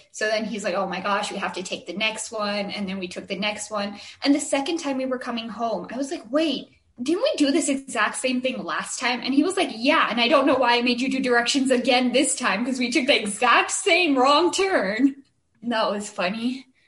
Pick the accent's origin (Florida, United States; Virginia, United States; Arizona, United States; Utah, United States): Arizona, United States; Chandler; we're from Chandler